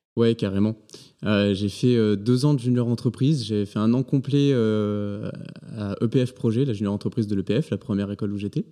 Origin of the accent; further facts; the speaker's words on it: Provence-Alpes-Côte d'Azur, France; moved away as an adult; also born or lived in Paris region / Angers; moi je suis originaire d'un petit village entre Aix et Marseille